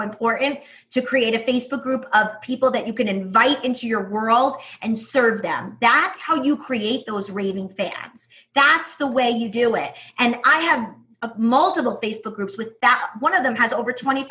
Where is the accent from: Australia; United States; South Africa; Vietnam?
United States; New York; accent: New York; my accent, my New York accent, which is brutal